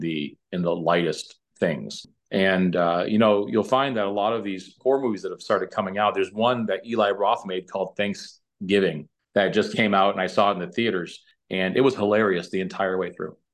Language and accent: English; New Hampshire–Massachusetts state line, New England, United States; now in Fountain Hills, Arizona, United States; originally from, uh, New England, uh, the New Hampshire, uh, Massachusetts, uh, state line pretty much